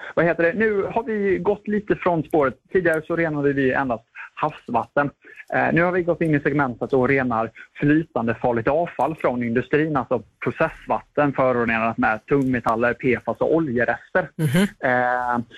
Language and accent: Swedish; Halmstad, Halland County, Sweden; min hemkommun Halmstad som äh, hela uppväxten har drabbats av vattenbrist